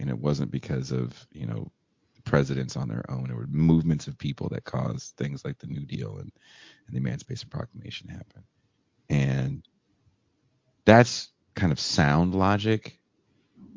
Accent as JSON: {"language": "English", "region": "California", "country": "United States", "moved": "yes", "lives_now": "Mexico", "said": "I'm from California and I vote in California"}